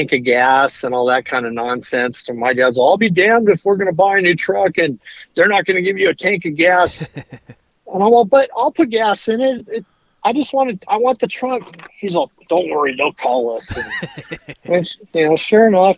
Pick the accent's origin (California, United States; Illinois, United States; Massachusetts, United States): California, United States; Fallbrook; I grew up in North San Diego County in a town called Fallbrook